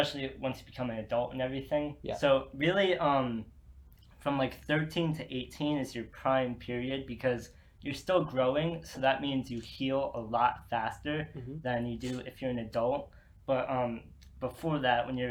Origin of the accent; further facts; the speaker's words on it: Ashburn, Virginia, United States; now in Blacksburg, United States; I'm from Ashburn, Virginia, which is Northern Virginia.